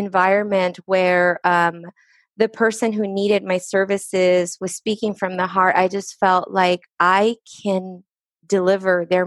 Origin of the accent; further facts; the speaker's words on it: Lynwood, California, United States; English is a second language; also born or lived in Estelí, Nicaragua; I came to the United States at the age of 6 years old. I was raised in Linwood, California